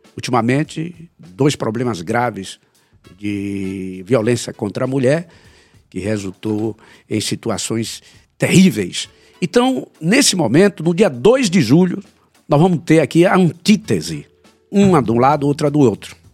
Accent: Brazil; nós que somos brasileiros

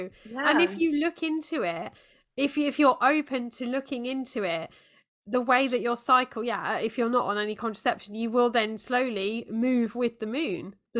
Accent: United Kingdom; as a Brit

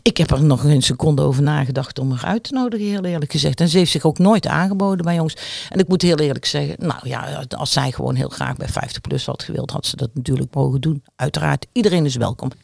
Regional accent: Netherlands; accent: zachte G (soft G); now in Rotterdam, Netherlands; naar mijn zachte G kun je ook horen dat dat een beetje mijn achtergrond is

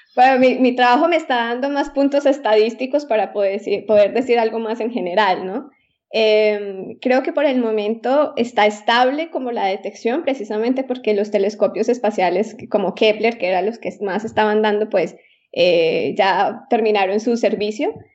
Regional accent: Colombia; moved away as an adult; also born or lived in Austria / Italy / Germany; now in Bern, Switzerland; llegué desde, desde Colombia

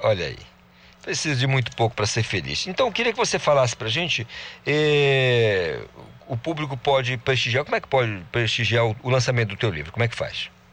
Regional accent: Almeirim, Pará, Brazil; moved away; Passei boa parte lá da minha infância, adolescência, lá em Almerim, é uma cidade incrível

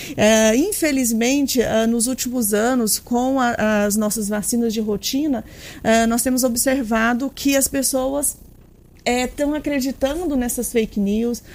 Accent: Piranhas, Alagoas, Brazil; Dani Edson e, eu, nós somos de Piranhas

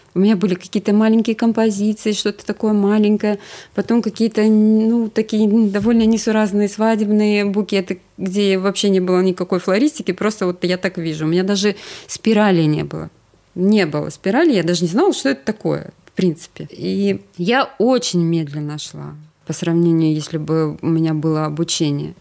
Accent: Sakhalin Oblast, Russia; moved away as an adult; also born or lived in Yakutsk / Saint Petersburg / Crimea; В 9 лет э, я уех, уехала с родителями на Сахалин. Mm. Э, и там я жила до 20 Э, двух лет и потом переехала

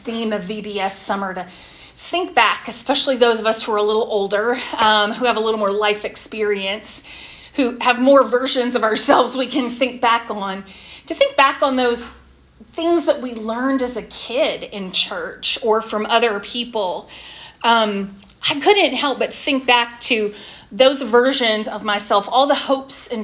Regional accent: Jacksonville, North Carolina, United States; I grew up in Jacksonville, just up the road from North Topsail Beach

